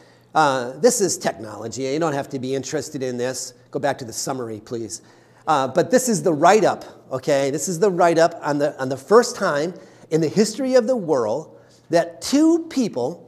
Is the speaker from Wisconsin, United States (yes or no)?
yes; Wisconsin, United States; We're Wisconsinites